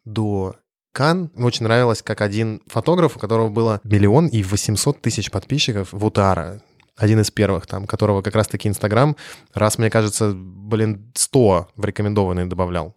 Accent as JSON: {"language": "Russian", "country": "Russia", "also_born_or_lived": "France", "moved": "as an adult", "said": "я притащил из России свой российский характер"}